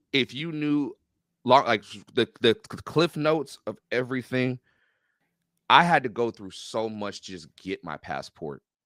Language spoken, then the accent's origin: English; Renton, Washington, United States; I'm from Renton, Washington